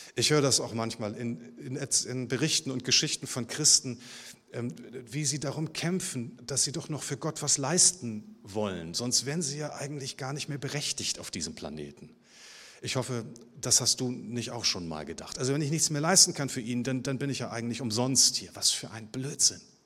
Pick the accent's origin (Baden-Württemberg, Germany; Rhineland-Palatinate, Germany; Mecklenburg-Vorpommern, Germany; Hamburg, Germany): Hamburg, Germany; Ich bin ja im Süden Hamburgs geboren